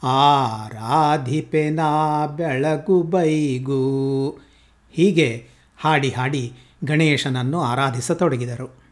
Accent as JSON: {"language": "Kannada", "area": "Kannadiga", "region": "Karnataka", "country": "India", "said": "ನಾವು ಕನ್ನಡಿಗರು"}